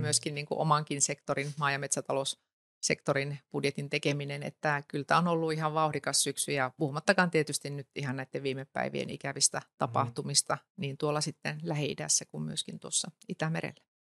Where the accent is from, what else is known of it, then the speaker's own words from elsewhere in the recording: North Savo, Finland; No mä tulen Ylä-Savosta